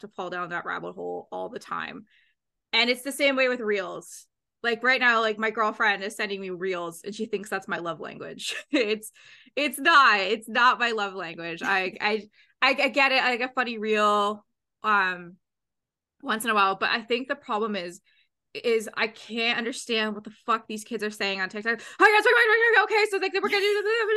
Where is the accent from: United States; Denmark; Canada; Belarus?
Canada; I'm Canadian